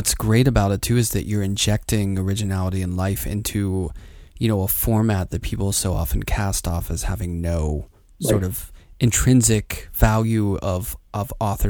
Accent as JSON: {"language": "English", "town": "Pittsburgh", "region": "Pennsylvania", "country": "United States", "tie": "born or raised there", "said": "Oh, my hometown."}